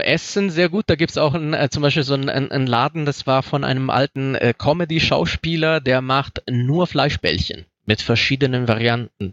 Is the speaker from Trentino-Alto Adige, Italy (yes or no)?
no; Rome, Lazio, Italy; now in Germany; ich komme aus Rom